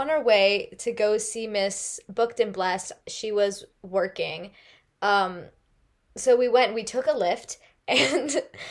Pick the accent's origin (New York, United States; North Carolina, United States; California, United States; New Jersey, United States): California, United States; Bay Area; moved away; I'm from the Bay Area.